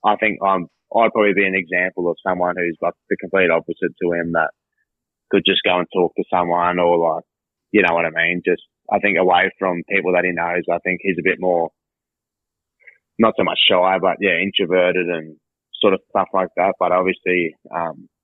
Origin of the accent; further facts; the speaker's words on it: Hervey Bay, Queensland, Australia; I'm originally from Harvey Bay